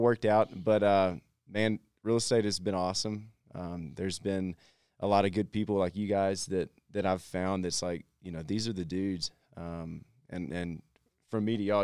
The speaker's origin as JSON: {"language": "English", "region": "Texas", "country": "United States", "said": "I'm from Texas"}